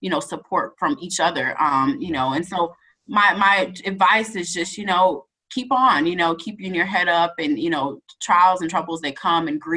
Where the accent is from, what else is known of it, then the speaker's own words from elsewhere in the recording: near Ole Miss, Mississippi, United States; It was down the street from my hometown.